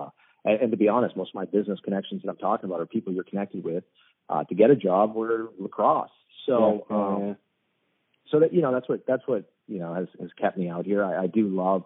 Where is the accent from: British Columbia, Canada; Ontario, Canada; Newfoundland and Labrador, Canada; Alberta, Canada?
British Columbia, Canada; Surrey; moved away; also born or lived in East Coast, United States; growing up in Surrey playing lacrosse